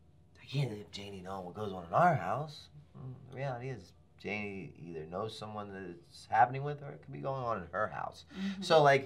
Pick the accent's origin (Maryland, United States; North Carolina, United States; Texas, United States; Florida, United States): Maryland, United States; Baltimore; I'm a skater from Baltimore City